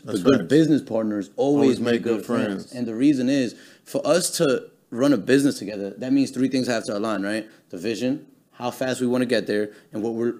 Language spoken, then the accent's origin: English; East Coast, United States; We're from the East Coast, so you already know Chinese food is better than the East Coast for some reason.